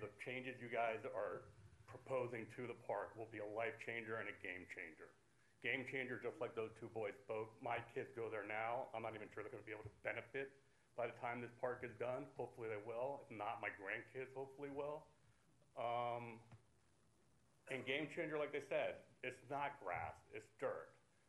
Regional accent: South Miami, Florida, United States; now in Coral Gables, United States; I actually live in Coral Gables, but I was born in South Miami Hospital and raised in South Miami.

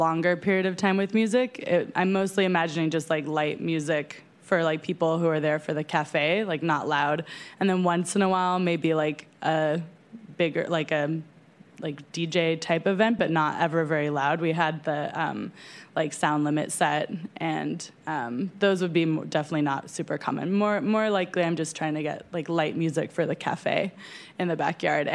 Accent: San Francisco, California, United States; I grew up in San Francisco in the Mission, and I have lived here my whole life

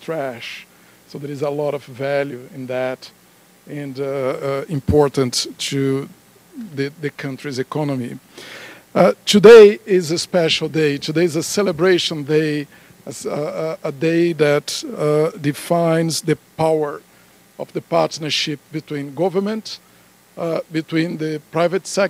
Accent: Denver, Colorado, United States; my hometown of Denver

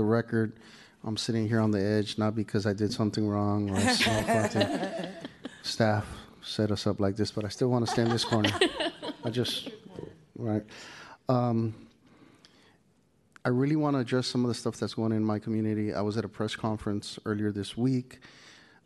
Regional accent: San Francisco, California, United States; I grew up in the Mission District. I grew up on 24th Street

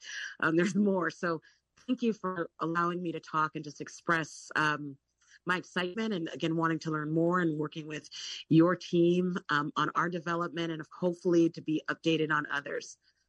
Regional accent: San Francisco, California, United States; The cautionary tale is the city that I grew up in San Francisco. I grew up in the Fillmore.

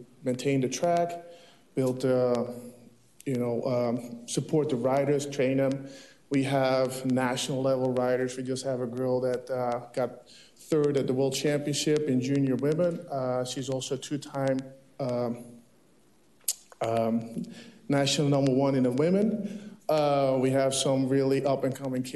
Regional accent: Netherlands; moved away as an adult; now in Orange County, United States; I'm born and raised in the Netherlands, but in 2001, I moved here to pursue my dream of BMX Pro

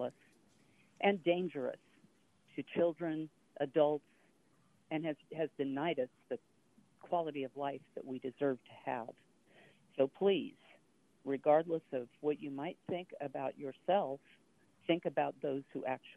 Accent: Sacramento, California, United States; As a lifelong member of Sacramento's District 2 area

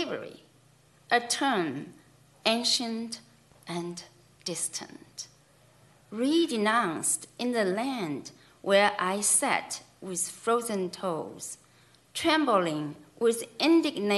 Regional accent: China; moved away; myself growing up in China

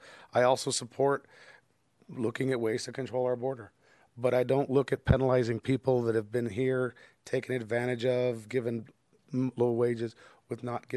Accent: Denver, Colorado, United States; I've lived in the community since I was raised in Denver. I've lived here since I was 7, which was 42 years ago

